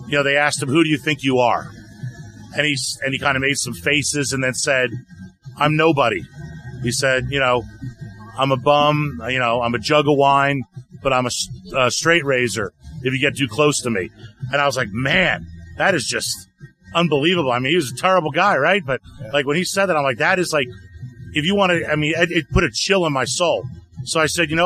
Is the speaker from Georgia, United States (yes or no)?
yes; Atlanta, Georgia, United States; my best friend, his name was Les, growing up in Atlanta